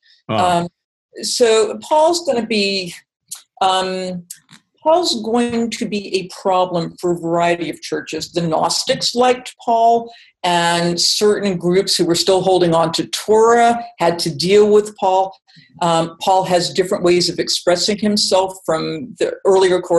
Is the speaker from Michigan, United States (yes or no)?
no; Massachusetts, United States; I'm from Massachusetts. I learned all about the Pilgrims